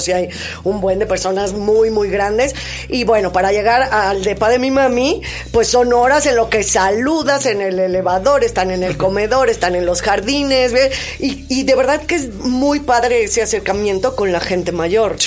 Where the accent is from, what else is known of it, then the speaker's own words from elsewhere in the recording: Mexico City, Mexico; Yo nací en Coyoacán y en la casa de Coyoacán